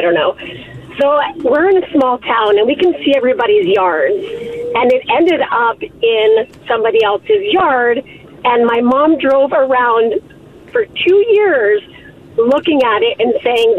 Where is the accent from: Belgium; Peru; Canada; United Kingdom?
Canada; Edmonton, Alberta; I'm from Edmonton